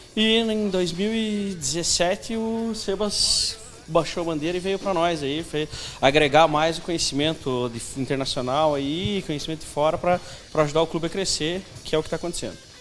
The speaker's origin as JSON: {"language": "Portuguese", "country": "Brazil", "said": "sou brasileiro"}